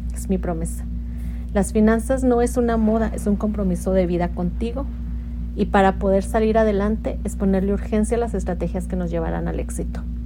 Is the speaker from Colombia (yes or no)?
no; Mexico; moved away as an adult; now in United States; soy mexicana y radico en Estados Unidos ya desde hace 22 años